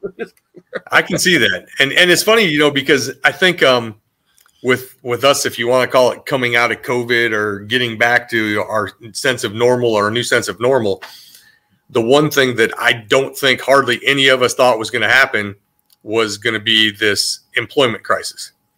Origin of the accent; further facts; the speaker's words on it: Iowa, United States; now in North Carolina, United States; I grew up in Iowa where there was a, a high education level and a strict work ethic